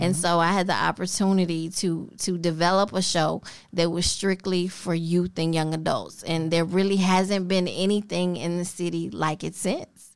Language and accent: English; Memphis, Tennessee, United States; also born or lived in Millington, Tennessee / Kansas City, Missouri; grew up in this little neighborhood they called Atlantic